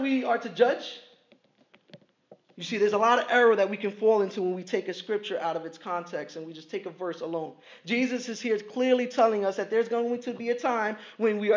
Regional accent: New York City, New York, United States; I'm from Brooklyn

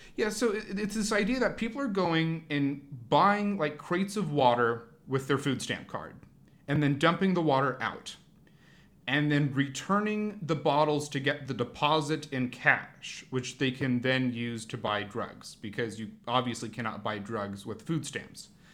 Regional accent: Portland, Oregon, United States; growing up in Portland and Oregon, maybe more generally, so much of your conception about, like, what makes this region unique is its greenery

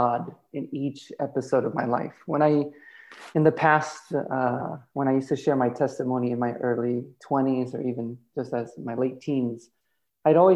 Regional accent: Illinois, United States; also born or lived in Johannesburg, South Africa / Virginia; now in Bay Area, United States; I grew up actually in Illinois, about an hour away from Chicago

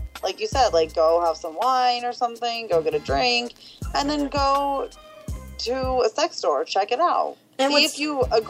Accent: Bay Area / Southern California, United States; we're from the Bay Area, you know, like, and Southern California, where sex stores, you know, we live in cities where they're common.

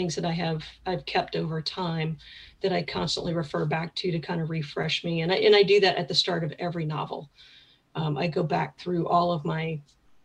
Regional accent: Picayune, Mississippi, United States; moved away as an adult; also born or lived in Metairie, Louisiana / Kenner, Louisiana; now in Maine, United States; that's where I went from fourth grade through high school. So spent a good chunk of time in Mississippi

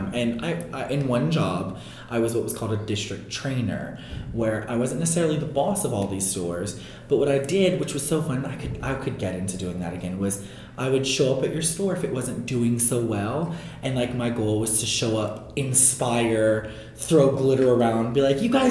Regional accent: New Orleans, Louisiana, United States; my hometown con that I started at 15 years ago was MechaCon in New Orleans

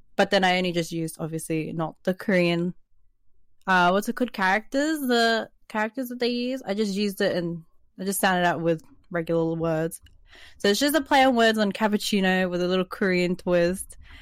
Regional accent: Sydney, New South Wales, Australia; also born or lived in New Zealand; I'm a twenty-one-year-old amateur artist living in Sydney, Australia.

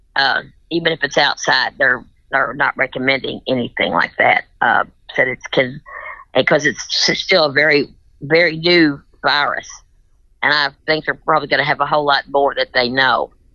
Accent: Tennessee, United States

